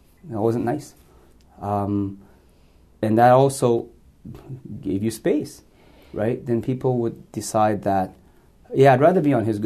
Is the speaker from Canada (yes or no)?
yes; Canada; born or raised there; also born or lived in Hong Kong